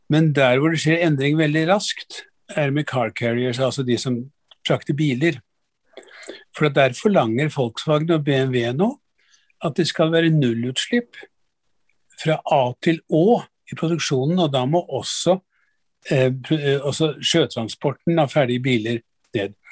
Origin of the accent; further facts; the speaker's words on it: Drammen, Buskerud, Norway; du, jeg vokste opp i Drammen.